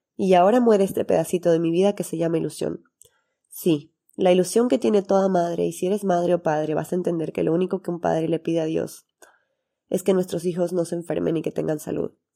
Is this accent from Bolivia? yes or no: yes; Santa Cruz de la Sierra, Santa Cruz, Bolivia; tengo 30 años, soy de Santa Cruz, Bolivia, y soy médico cirujano